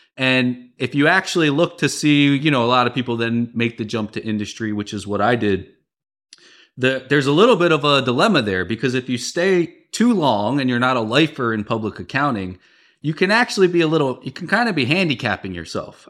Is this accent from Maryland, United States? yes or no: yes; Baltimore, Maryland, United States; moved away as an adult; also born or lived in San Francisco / Midwest; I'm from the Baltimore area